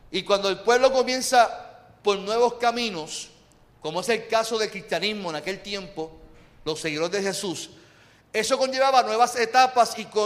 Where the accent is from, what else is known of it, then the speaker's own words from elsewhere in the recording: Puerto Rico; el tema que quiero compartir con ustedes es celebremos nuestra puertorriqueñidad